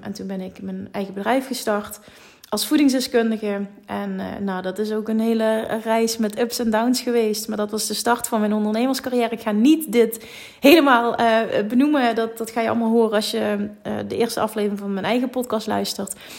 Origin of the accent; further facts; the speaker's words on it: Limburg, Netherlands; accent: Limburg; wij komen uit Limburg. Je hoort dus een vet accent